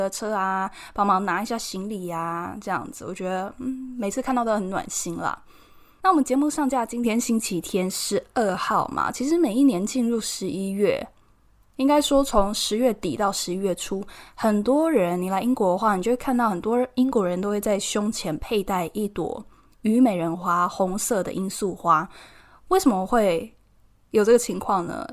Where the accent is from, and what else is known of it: Taiwan; moved away as an adult; also born or lived in Edinburgh, United Kingdom; now in United Kingdom